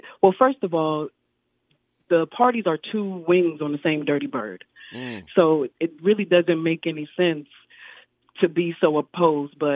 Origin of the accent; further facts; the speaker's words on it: Pensacola, Florida, United States; I grew up, I had after school, you know, where I grew up in the District 1.